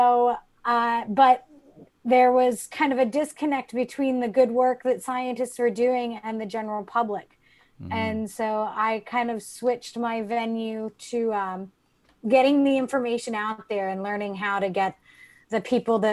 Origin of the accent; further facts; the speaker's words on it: South Florida, United States; I grew up in South Florida, right on the river